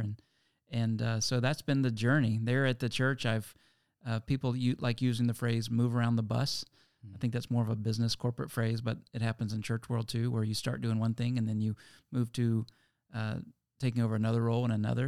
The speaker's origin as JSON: {"language": "English", "town": "Lynchburg", "region": "Virginia", "country": "United States", "tie": "born or raised there", "moved": "yes", "said": "I'm from Lynchburg, Virginia originally, and, uh, that's where I met Tim when we were back in middle school and high school"}